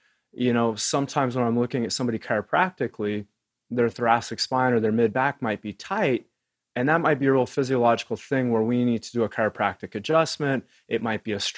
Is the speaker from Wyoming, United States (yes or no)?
yes; Wyoming, United States; I grew up in Wyoming